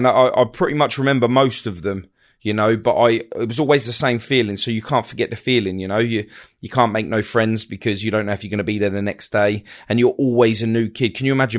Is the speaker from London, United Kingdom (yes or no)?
yes; Hounslow, London, United Kingdom; born there; I was born in London, born at West Middlesex Hospital, Hounslow, Feltham, all of that area.